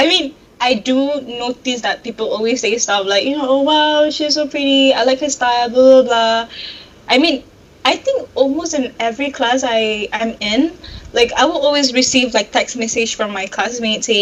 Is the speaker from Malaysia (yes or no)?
yes; Kuala Lumpur, Malaysia; I'm from Kuala Lumpur.